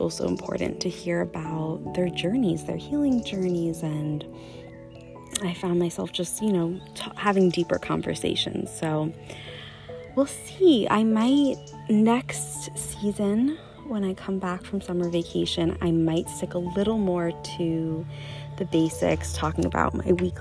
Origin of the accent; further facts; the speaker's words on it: United States; moved away as an adult; now in Copenhagen, Denmark; living abroad in Copenhagen as an American